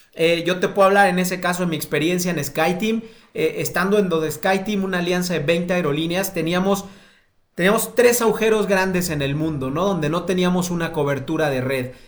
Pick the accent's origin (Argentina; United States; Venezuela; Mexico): Mexico